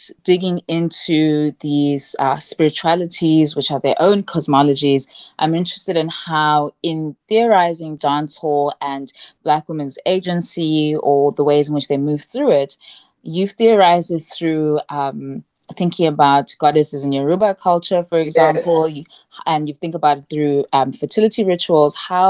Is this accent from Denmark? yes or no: no; Zimbabwe; I'm from Zimbabwe